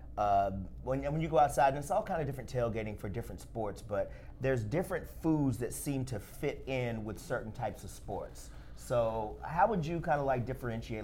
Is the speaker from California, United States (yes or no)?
no; Alabama, United States; also born or lived in Tennessee; I'm from Alabama, uh, right. uh, also kind of Tennessee as well